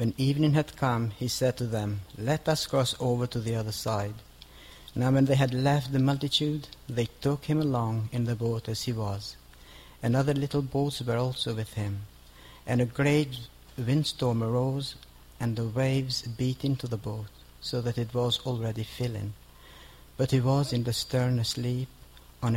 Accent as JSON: {"language": "English", "country": "Kosovo", "moved": "as an adult", "said": "I come from Kosovo, lived in this country for about 14 years."}